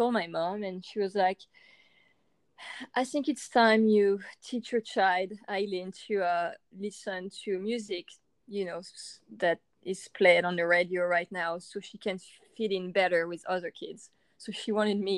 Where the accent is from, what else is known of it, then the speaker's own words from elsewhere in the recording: France; I was born and raised in France